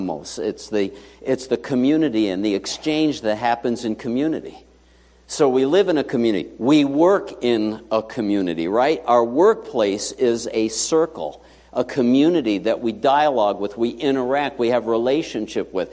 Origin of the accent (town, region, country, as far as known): New York City, New York, United States; born or raised there